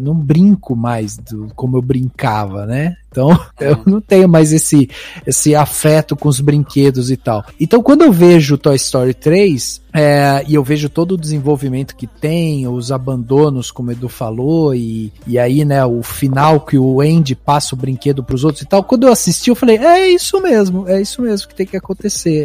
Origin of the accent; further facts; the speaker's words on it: Brazil; como brasileiro